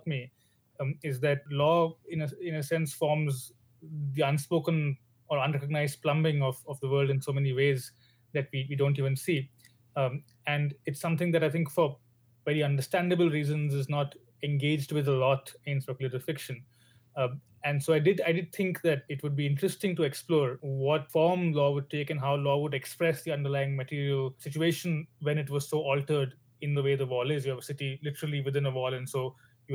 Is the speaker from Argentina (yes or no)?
no; India; moved away as an adult; now in Oxford, United Kingdom; I'm Indian.